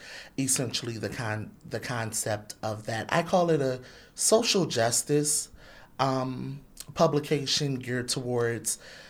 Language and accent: English; Philadelphia, Pennsylvania, United States; also born or lived in Atlantic City, New Jersey; I was born in Atlantic City. I'm from Philadelphia.